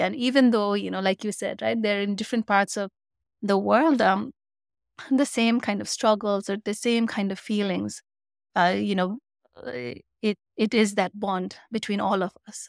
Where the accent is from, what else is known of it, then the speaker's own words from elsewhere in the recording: Nepal; moved away as an adult; also born or lived in Singapore / Canada; now in United States; my home country, Nepal.